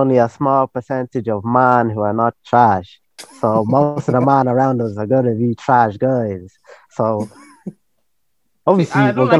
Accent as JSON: {"language": "English", "town": "Lucan", "region": "Leinster", "country": "Ireland", "tie": "born or raised there", "also_born_or_lived": "Dublin 24", "said": "I grew up in Lucan most of my life. And recently I moved to the D2-4."}